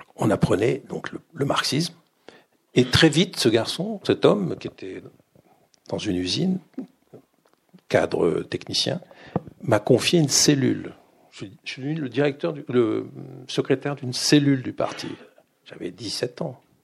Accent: Grenoble, Auvergne-Rhône-Alpes, France; moved away as an adult; also born or lived in Paris; je, vis chez mes parents à Grenoble, ma mère est directrice d'école, on, vit dans l'appartement de, cette école euh, à Grenoble

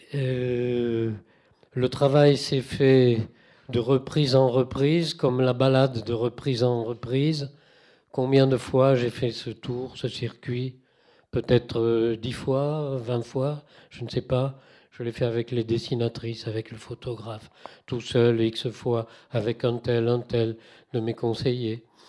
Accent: Toulouse, Occitania, France; moved away; j'ai quitté Toulouse 33 ans, j'ai compté, ça fait long, mais je suis quand même toulousain

